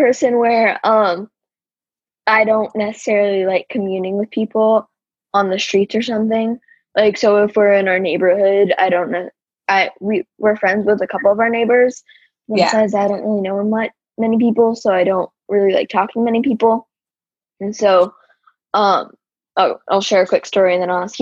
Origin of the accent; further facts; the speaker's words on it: Arizona, United States; I'm from Arizona. I live in Arizona